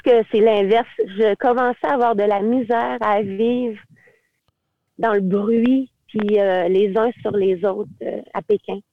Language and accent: French; Quebec, Canada; moved away as an adult; also born or lived in Beijing, China; je suis québécoise, là, puis je suis canadienne